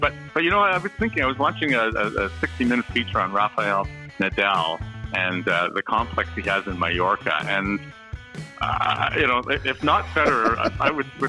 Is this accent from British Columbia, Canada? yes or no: no; Toronto, Ontario, Canada; growing up in Toronto where I grew up